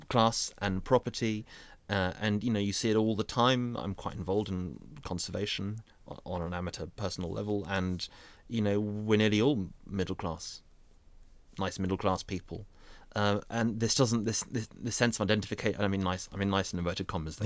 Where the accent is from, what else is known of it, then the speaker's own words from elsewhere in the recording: North Surrey, South East England, United Kingdom; where I grew up in North Surrey